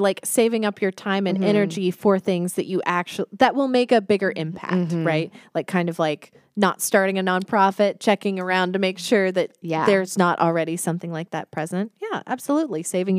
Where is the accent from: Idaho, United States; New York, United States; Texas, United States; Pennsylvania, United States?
Texas, United States; moved away; So I'm from Texas.